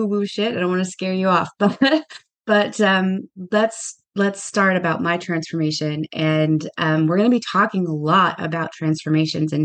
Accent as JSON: {"language": "English", "region": "Southern California", "country": "United States", "tie": "born or raised there", "moved": "as an adult", "lives_now": "New York, United States", "said": "I am originally from Southern California. I grew up there. And then I moved to New York when I was in my early 30s."}